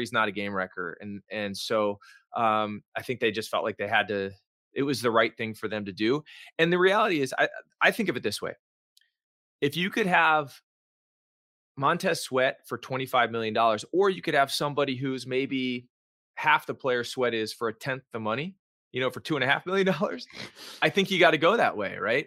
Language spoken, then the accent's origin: English; Washington, District of Columbia, United States